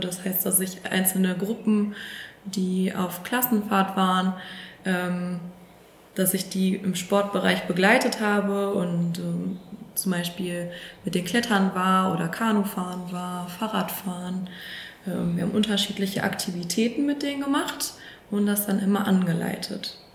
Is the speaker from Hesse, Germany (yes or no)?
no; Sauerland, near Lüdenscheid, North Rhine-Westphalia, Germany; moved away as an adult; also born or lived in Paderborn; now in Warburg, Germany; Tatsächlich komme ich aus dem Sauerland aus der Nähe von Lüdenscheid